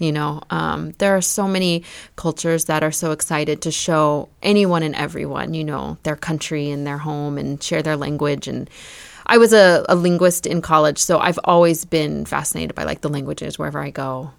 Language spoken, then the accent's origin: English; United States; growing up in the United States, we're very diverse. I grew up with a very diverse group of friends, you know, like a Vietnamese, a Romanian, people from all over.